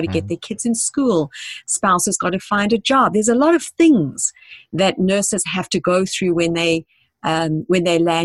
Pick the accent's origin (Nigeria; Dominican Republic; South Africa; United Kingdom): South Africa; moved away as an adult; now in United States; Because I came to this country 20 years ago. I'm originally from South Africa